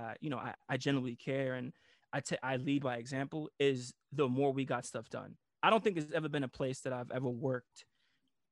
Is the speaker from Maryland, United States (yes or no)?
no; New York, United States; moved away as an adult; also born or lived in Italy; I'm from New York